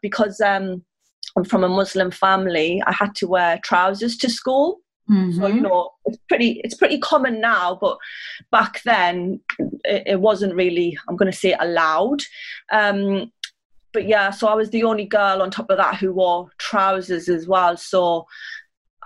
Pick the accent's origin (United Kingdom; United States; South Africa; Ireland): United Kingdom; Sunderland, North East England; I grew up in Sunderland, which is in the northeast